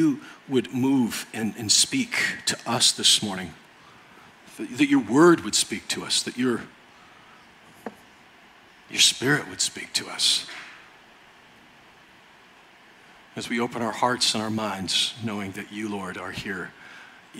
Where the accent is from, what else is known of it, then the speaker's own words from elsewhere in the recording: United States; I'm American